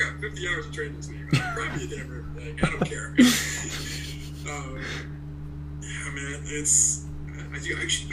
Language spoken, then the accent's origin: English; Oakland, California, United States; I'm from Oakland